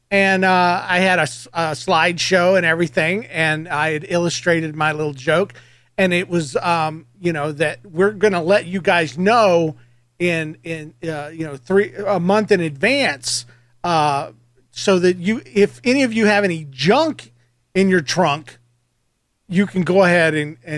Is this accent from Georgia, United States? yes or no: yes; Georgia, United States; I'm from Georgia as well